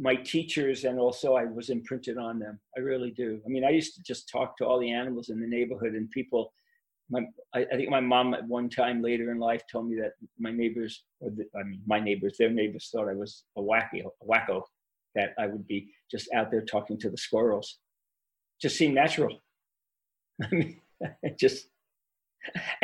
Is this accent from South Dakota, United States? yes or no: no; New York City, New York, United States; also born or lived in South Shore of Long Island, New York; now in Boulder, United States; I grew up in Brooklyn, New York